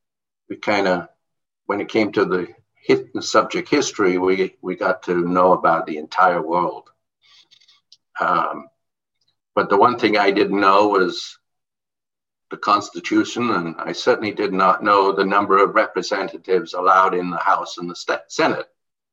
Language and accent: English; Jamaica; born there; also born or lived in England / Bahamas; I was born in Jamaica. I was schooled in the Caribbean, England and the Bahamas.